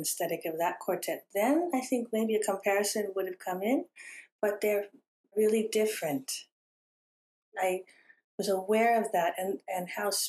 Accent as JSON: {"language": "English", "region": "California", "country": "United States", "tie": "born or raised there", "said": "I grew up having my parents and siblings as immigrants, and I was born here in California."}